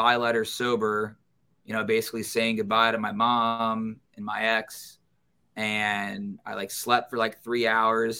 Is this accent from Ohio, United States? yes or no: yes; Cincinnati, Ohio, United States; born or raised there; moved away as an adult; also born or lived in Baton Rouge, Louisiana